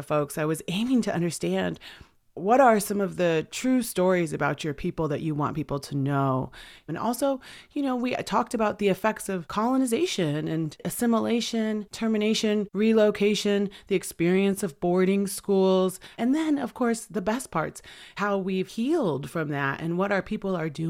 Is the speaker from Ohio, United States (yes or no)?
no; Washington, United States; I'm from the Swinomish and Tulalip tribes here in Washington State.